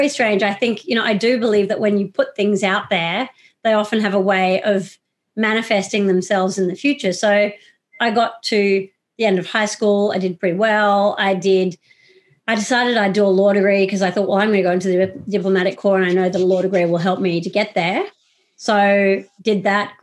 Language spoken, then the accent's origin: English; Sydney, New South Wales, Australia; moved away as an adult; also born or lived in Iraq; I was born in Sydney